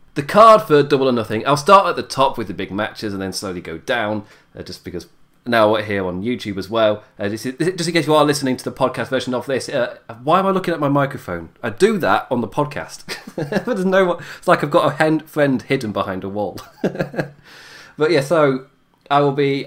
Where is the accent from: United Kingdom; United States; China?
United Kingdom; I'm British. I'm Irish British